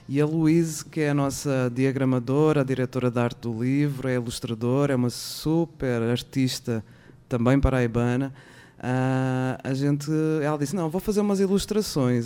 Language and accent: Portuguese; Portugal; also born or lived in São Paulo, Brazil; now in Brazil; como portuguesa